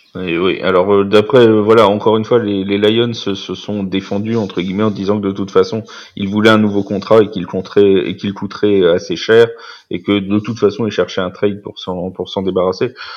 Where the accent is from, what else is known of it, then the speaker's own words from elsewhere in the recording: France; en tant que Français